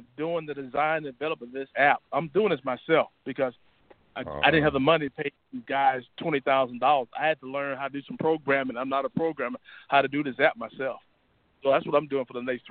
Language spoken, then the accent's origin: English; Alabama, United States; also born or lived in Arkansas; Born in Arkansas, I grew up in Alabama.